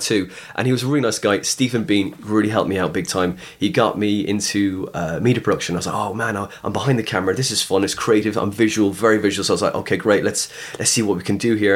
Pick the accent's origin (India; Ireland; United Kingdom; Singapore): Ireland; West Cork, Munster; also born or lived in Skibbereen; I'm from West Cork